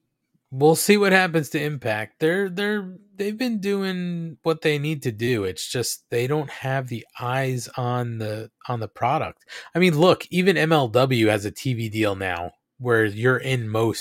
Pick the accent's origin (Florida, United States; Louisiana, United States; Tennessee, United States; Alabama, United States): Tennessee, United States; Nashville; I was born and raised here in Nashville